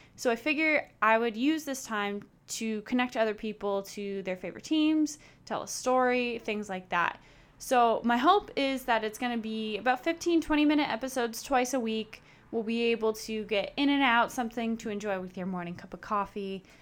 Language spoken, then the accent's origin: English; Chicago, Illinois, United States; I am born and raised in Chicago